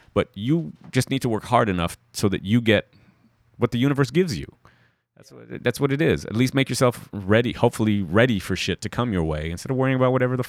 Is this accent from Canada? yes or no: yes; Toronto, Ontario, Canada; You know, I'm still from Toronto.